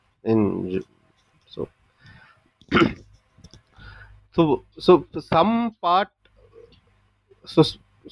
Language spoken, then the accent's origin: English; Bhubaneswar, Odisha, India; first language Odia; English is a second language; moved away as an adult; also born or lived in Bangalore; I shifted to my hometown, which is Bhubaneswar, and I started working out of here.